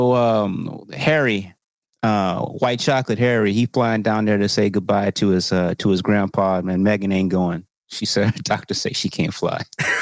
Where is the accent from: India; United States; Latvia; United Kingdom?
United Kingdom; As a British commoner, I guess, you know, shit, man.